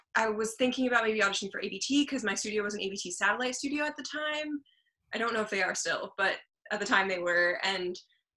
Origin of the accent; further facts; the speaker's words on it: southern France, France; moved away; also born or lived in Luxembourg; I was born in Luxembourg, and I grew up in the south of France